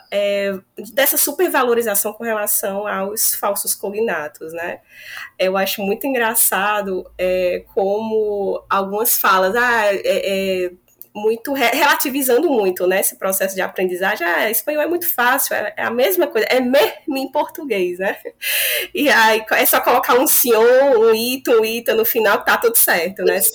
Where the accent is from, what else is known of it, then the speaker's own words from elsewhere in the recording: Fortaleza, Ceará, Brazil; moved away as an adult; also born or lived in Rio Grande do Norte; now in Almería, Spain; eu sou lá de Fortaleza, no Ceará a minha formação é toda lá